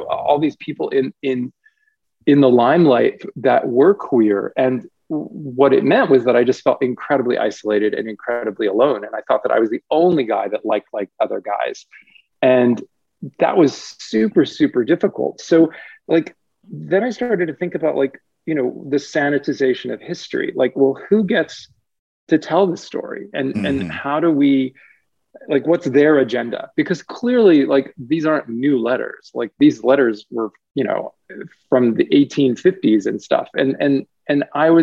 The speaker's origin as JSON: {"language": "English", "country": "United States", "tie": "born or raised there", "said": "I grew up, and I was born in America. My parents were immigrants, but I was born here. I went to school here my whole career"}